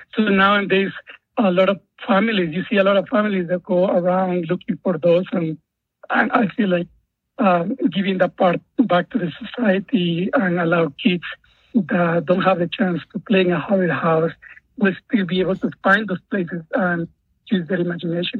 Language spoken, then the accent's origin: English; Guatemala; moved away; as a child, I grew up in Guatemala during the Civil War